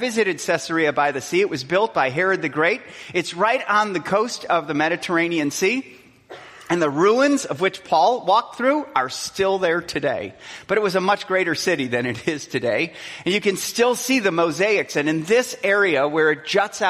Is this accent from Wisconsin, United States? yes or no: yes; Milwaukee, Wisconsin, United States; I'm from Milwaukee, Wisconsin.